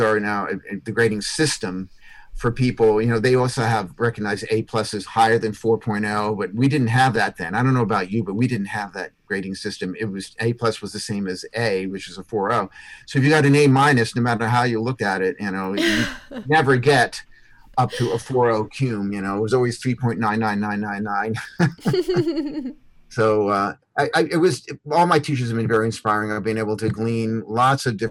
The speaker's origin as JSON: {"language": "English", "town": "Philadelphia", "region": "Pennsylvania", "country": "United States", "tie": "born or raised there", "also_born_or_lived": "Wilmington, Delaware", "said": "I grew up in the Northeast around Philadelphia, Pennsylvania area, you know, Wilmington, Delaware."}